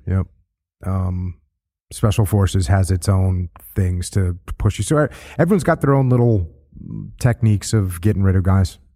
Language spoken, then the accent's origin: English; New England, United States; I grew up surfing in New England, and it's freezing cold.